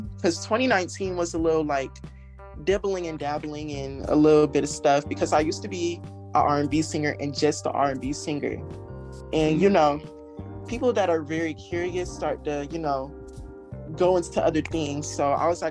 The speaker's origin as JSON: {"language": "English", "area": "Space Coast", "region": "Florida", "country": "United States", "said": "I am from Space Coast, Florida, and I am a young rapper."}